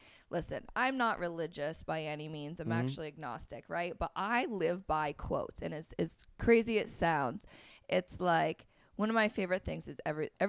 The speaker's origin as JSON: {"language": "English", "region": "Vermont", "country": "United States", "tie": "born or raised there", "said": "I actually grew up in a small, tiny farm town in Vermont."}